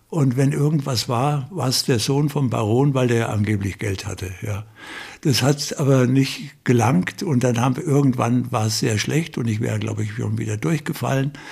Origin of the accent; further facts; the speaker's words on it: Irmelshausen, Bavaria, Germany; also born or lived in Bad Kissingen / Königshofen; Von dort sind wir hier nach Irmelshausen gekommen, haben hier gelebt und die Schule auf den Dörfern war so schlecht